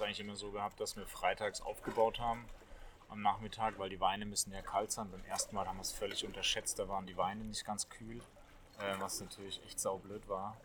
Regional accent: Rhineland-Palatinate, Germany; Erstmal bin ich Pelzer vom Geburt an mit Riesling aufgewachsen

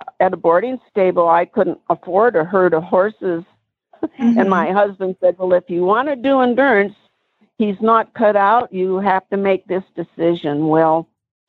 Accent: United States; moved away; I was from Washington

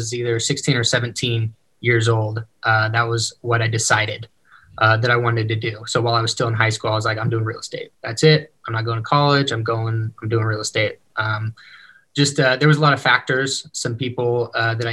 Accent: near Sacramento, California, United States; moved away as an adult; now in Salt Lake City, United States; I grew up near Sacramento, California

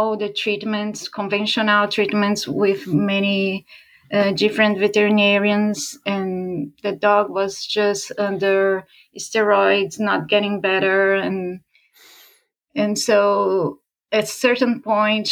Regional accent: São Paulo, Brazil; moved away; I grew up back in Brazil, in Sao Paulo, a big city

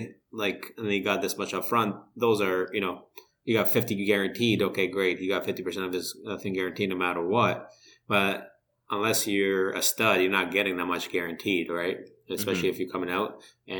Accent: Canada; So I think that's kind of helped my case being Canadian, going to Canadian school.

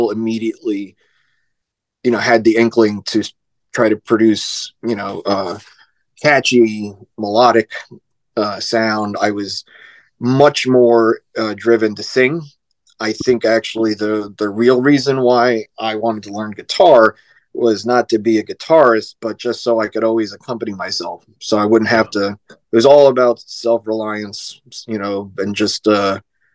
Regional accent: North Brunswick, New Jersey, United States; also born or lived in Queens, New York; grew up in North Brunswick, New Jersey.

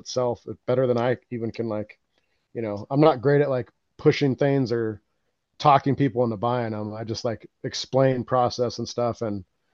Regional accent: Colorado, United States; moved away as an adult; now in South Dakota, United States; led me back out here to South Dakota, because I'm from Colorado

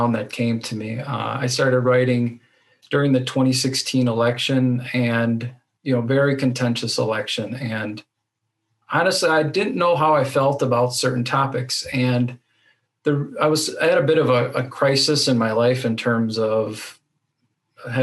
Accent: Racine, Wisconsin, United States; I'm from Racine, Wisconsin, which is in between Chicago and Milwaukee, southeastern Wisconsin.

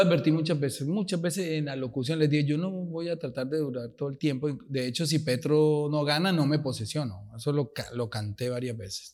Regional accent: Colombia; Nosotros nos quedamos a luchar en Colombia.

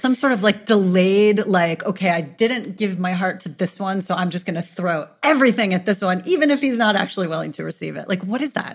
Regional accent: New York City, New York, United States; I'm born and raised in New York City

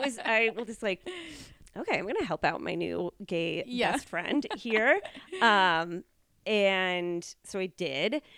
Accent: United States; I'm clearly American

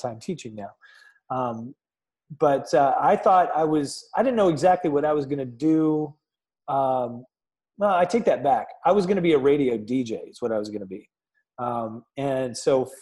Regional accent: Chelsea, Michigan, United States; now in Columbus, United States; my little town of Chelsea, Michigan, just outside of Ann Arbor

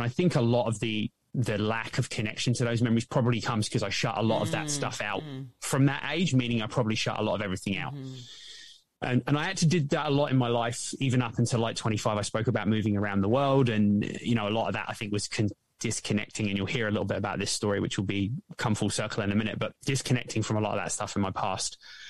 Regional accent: England, United Kingdom; So as I mentioned, I grew up in England.

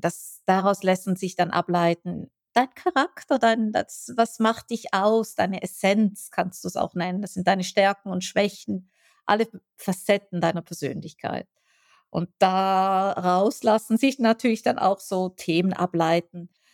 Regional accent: Switzerland; ich als Schweizerin

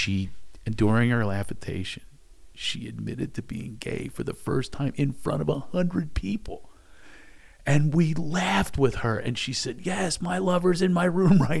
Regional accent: Philadelphia, Pennsylvania, United States; I come from Philadelphia

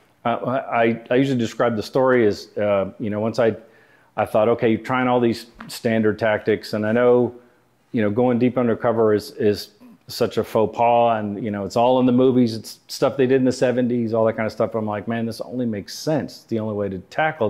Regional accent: Houston, Texas, United States; moved away as an adult; I grew up in Houston

